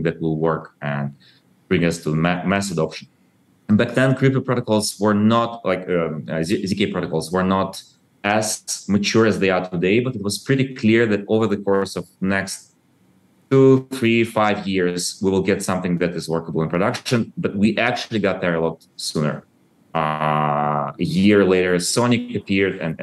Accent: Ukraine; I was born in Soviet Ukraine and I grew up after the collapse of Soviet Union.

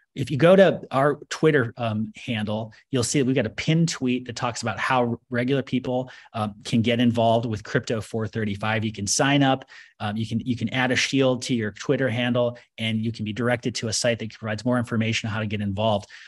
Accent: United States; I, as an American

